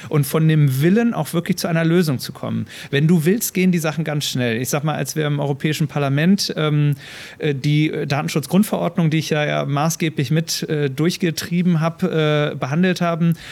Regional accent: near the inner-German border, Lower Saxony, Germany; moved away as an adult; also born or lived in Bremen; now in Schleswig-Holstein, Germany; ich bin in der Nähe ähm, von der innerdeutschen Grenze aufgewachsen in Niedersachsen

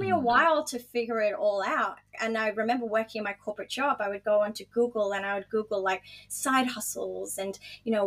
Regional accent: Dubai, United Arab Emirates; moved away as an adult; also born or lived in Gold Coast, Australia; now in Australia; I grew up in Dubai

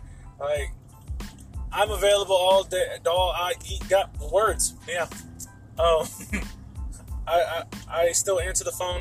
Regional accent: Texas, United States; we're from Texas.

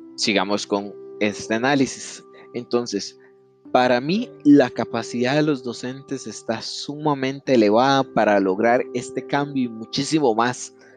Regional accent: Costa Rica

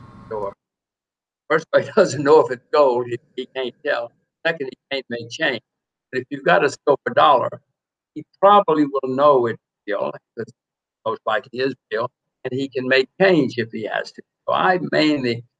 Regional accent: Alabama, United States; moved away; I grew up in Alabama a long time ago

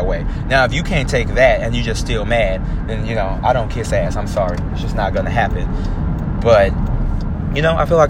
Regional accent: Houston, Texas, United States; I'm from Houston

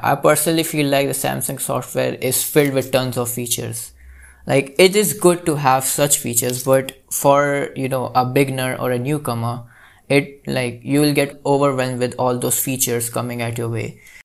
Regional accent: India; I'm from India.

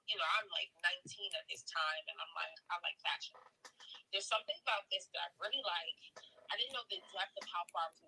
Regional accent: Baltimore, Maryland, United States; moved away as an adult; also born or lived in Brooklyn, New York / Panama (parents); My family and I moved to Baltimore, and that's where I was raised. So Baltimore is definitely my hometown.

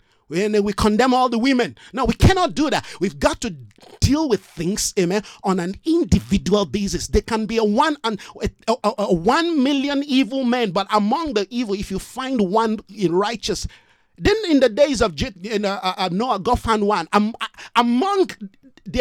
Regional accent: Nigeria; moved away as an adult; now in South Africa

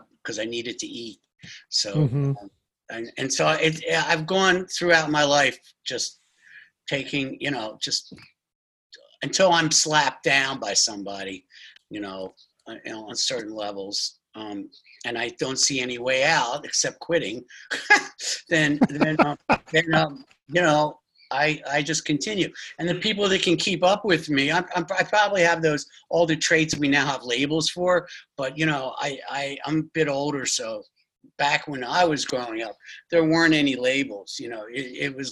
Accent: Philadelphia, Pennsylvania, United States; I'm from Philadelphia

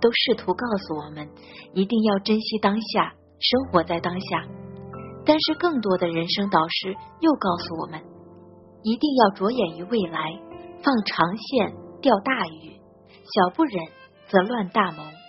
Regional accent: Henan, China; moved away as an adult; now in Zhejiang, China; 我老家是在河南。我现在呢是在浙江这边上班，

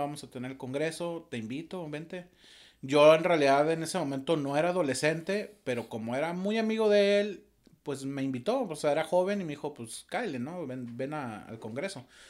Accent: Torreón, Coahuila, Mexico; moved away; soy originario de Torreón, Coahuila

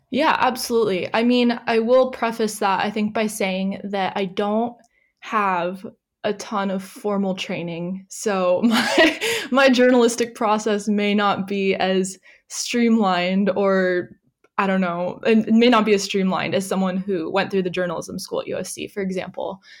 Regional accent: San Diego, California, United States; moved away as an adult; now in Australia; I am originally from San Diego, California

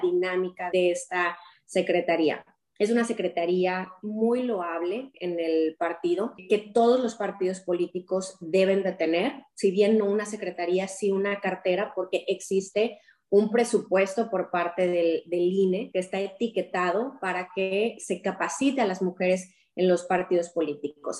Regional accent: Querétaro, Mexico; moved away as an adult; Soy originaria del estado de Querétaro

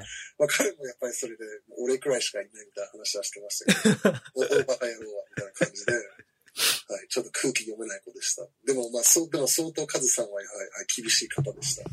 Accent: Washington, District of Columbia, United States; also born or lived in Hiroshima, Japan; now in Matsue, Japan; 僕はあの実はワシントン DC 出身

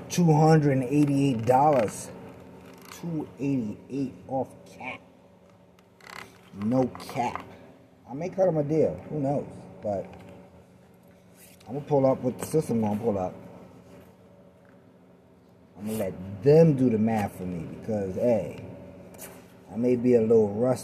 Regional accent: New York City, New York, United States; moved away; I'm originally from New York City

